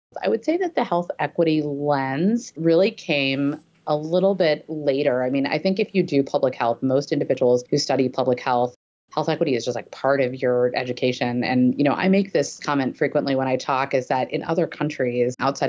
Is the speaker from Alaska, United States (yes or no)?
yes; Anchorage, Alaska, United States; I grew up in Anchorage, Alaska